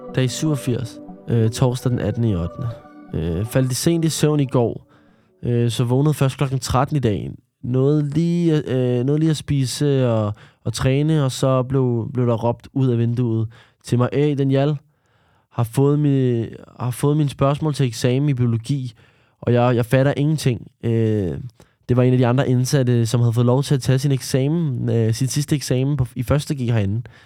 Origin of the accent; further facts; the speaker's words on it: Denmark; Jeg er opvokset i Danmark, øh, og født i Danmark.